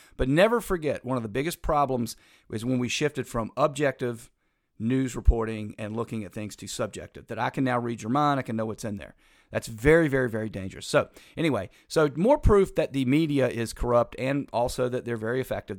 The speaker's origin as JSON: {"language": "English", "region": "North Carolina", "country": "United States", "tie": "born or raised there", "said": "I was growing up in North Carolina"}